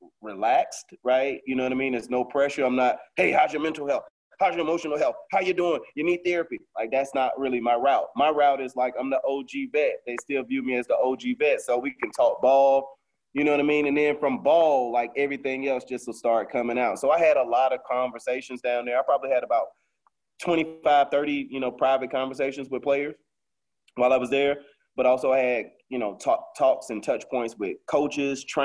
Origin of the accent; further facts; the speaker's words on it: Fort Lauderdale, Florida, United States; I'm from Lauderdale